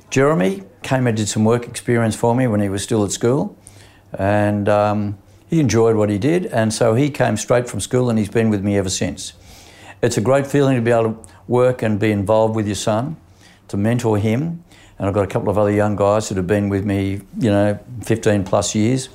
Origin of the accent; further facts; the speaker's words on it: Sydney, New South Wales, Australia; also born or lived in Petersham; I grew up in, uh, Concord West initially. We then moved to Petersham